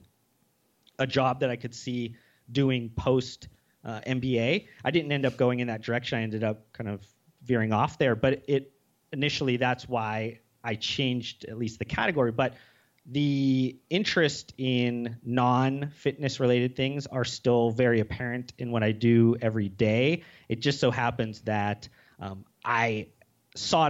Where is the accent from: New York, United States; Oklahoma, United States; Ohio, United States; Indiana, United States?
Ohio, United States; Youngstown; growing up in Youngstown, Ohio, which is very much blue collar